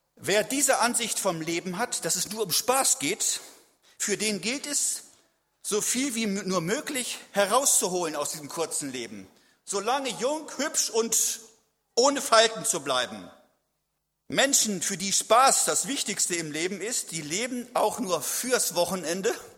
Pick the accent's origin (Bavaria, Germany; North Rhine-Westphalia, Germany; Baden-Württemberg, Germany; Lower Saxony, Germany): Lower Saxony, Germany; a village near Celle; lebte in meiner Heimat kann ich fast mit einem Luftgewehr rüberschießen, so weit nur.